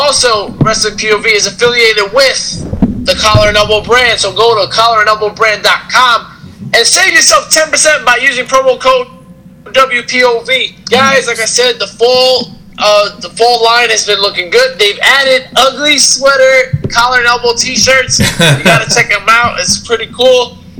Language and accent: English; Kentucky, United States; Well, first of all, I'm actually from Kentucky.